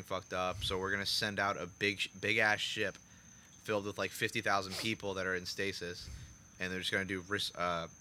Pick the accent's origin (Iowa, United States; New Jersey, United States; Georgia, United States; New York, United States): New York, United States; I'm from New York